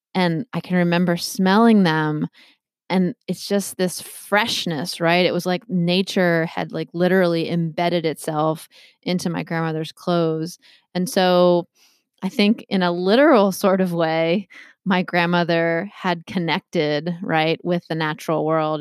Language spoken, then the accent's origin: English; Maryland, United States; moved away as an adult; now in Massachusetts, United States; I'm from Maryland originally